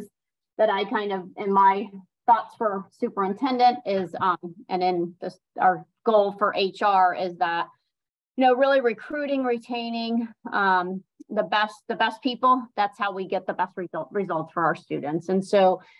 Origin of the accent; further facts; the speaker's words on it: Sarasota, Florida, United States; I grew up in Sarasota. I was born here. So I'm a native to Sarasota County